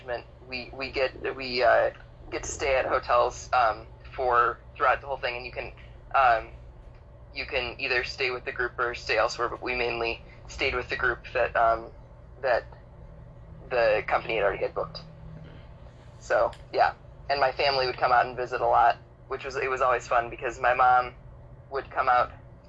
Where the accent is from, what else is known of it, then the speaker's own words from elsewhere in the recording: Chicago, Illinois, United States; Chicago, Illinois